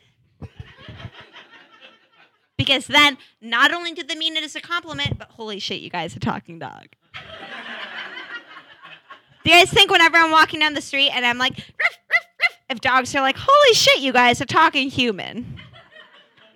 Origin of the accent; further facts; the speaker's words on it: Seattle, Washington, United States; now in Portland, United States; I grew up in Seattle